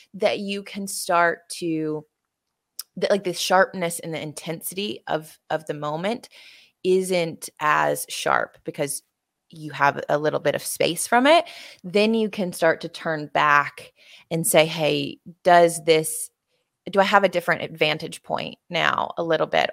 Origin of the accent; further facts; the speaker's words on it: Tuscaloosa, Alabama, United States; my hometown in Tuscaloosa, Alabama